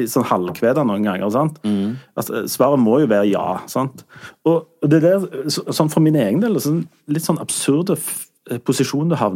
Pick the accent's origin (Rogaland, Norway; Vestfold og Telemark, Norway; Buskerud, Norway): Rogaland, Norway; Sandnes; Jeg er jo fra Sande